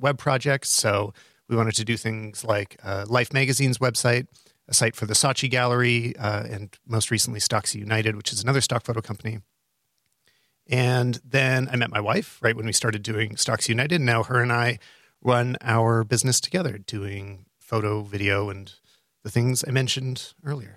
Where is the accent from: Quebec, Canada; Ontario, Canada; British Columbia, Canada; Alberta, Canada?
Alberta, Canada; Calgary; my hometown of, uh, Calgary